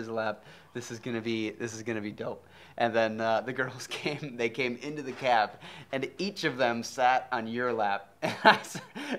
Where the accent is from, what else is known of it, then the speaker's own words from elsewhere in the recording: Cross Lake, Minnesota, United States; That's my hometown